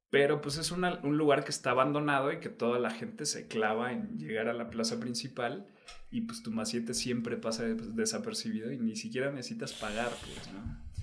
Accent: Oaxaca, Mexico; yo como oaxaqueño

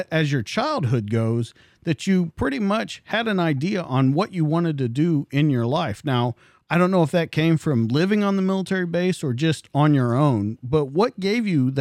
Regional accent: Enid, Oklahoma, United States; we're from the same hometown in Oklahoma

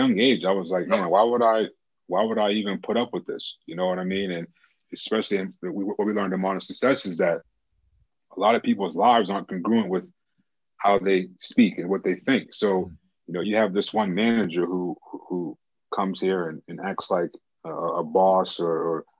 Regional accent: Boston, Massachusetts, United States; I'm from Boston, Massachusetts

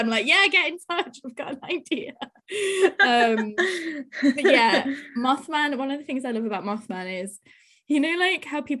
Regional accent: Nottingham, East Midlands, United Kingdom; I'm from Nottingham

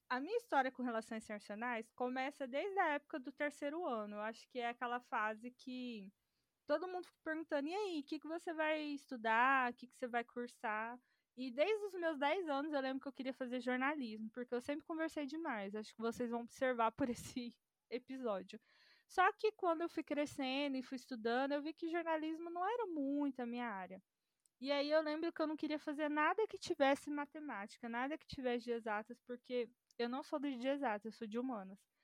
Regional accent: Cassilândia, Mato Grosso do Sul, Brazil; moved away as an adult; also born or lived in Goiânia; eu sou de uma cidade do interior do Mato Grosso do Sul, o nome da cidade é Cacilândia

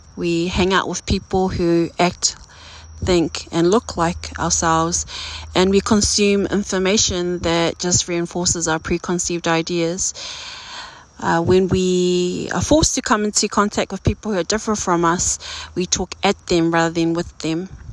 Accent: Auckland, New Zealand; I am a first generation New Zealander, born and raised in South Auckland, New Zealand

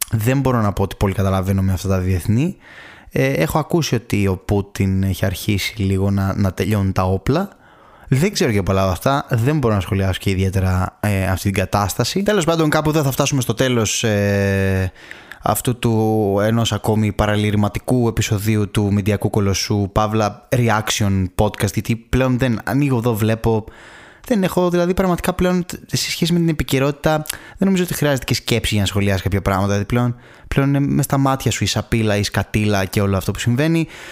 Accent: Thessaloniki, Central Macedonia, Greece; moved away; στην αγαπημένη μου πατρίδα, στην μάνα που με γέννησε, στην αγαπημένη Θεσσαλονίκη

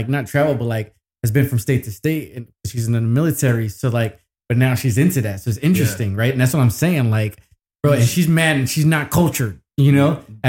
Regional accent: New York, United States; I'm from New York.

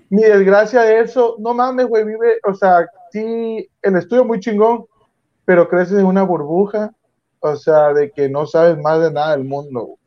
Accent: Frontera, Tabasco, Mexico; yo soy de Frontera Centla

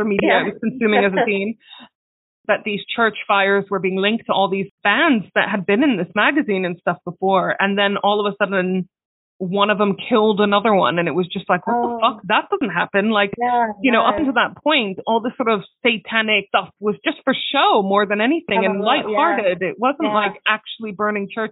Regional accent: Palestine; I come from Palestine where everyone is religious

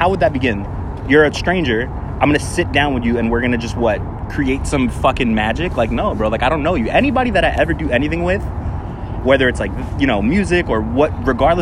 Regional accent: New York City, New York, United States; I'm from here. I'm from Queens. You know what I mean? Like, I don't live too far off

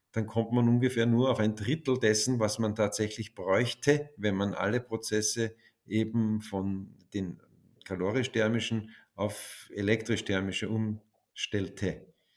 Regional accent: Austria; als Österreicher

